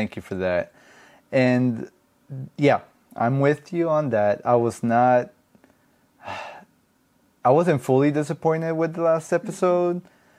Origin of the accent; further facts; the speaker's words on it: Colombia; English is a second language; moved away; I grew up with an accent because I'm not from here originally. I'm from Colombia, so it took me a while to get, even though my English isn't perfect, but it took me a while to get my English going.